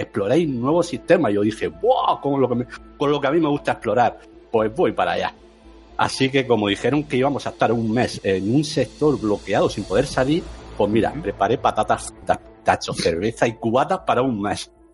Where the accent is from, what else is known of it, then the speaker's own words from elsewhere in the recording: Region of Murcia, Spain; soy de Murcia